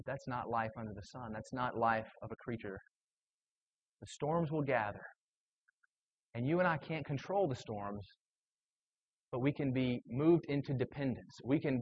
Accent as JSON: {"language": "English", "region": "South Carolina", "country": "United States", "tie": "born or raised there", "said": "I grew up in South Carolina"}